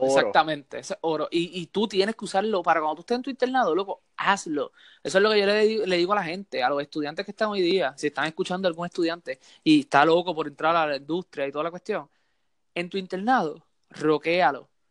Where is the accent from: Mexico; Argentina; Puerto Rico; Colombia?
Puerto Rico; also born or lived in Santurce, San Juan (birthplace) / Mayagüez (family); yo me crié en Puerto Rico